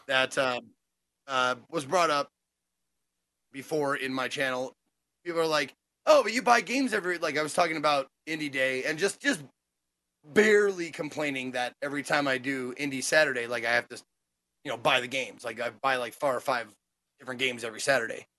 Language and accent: English; Montana, United States; I'm from the, the city of Montana